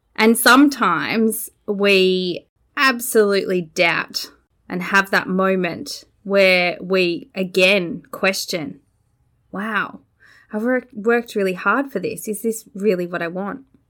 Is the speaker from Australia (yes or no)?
yes; Australia; born or raised there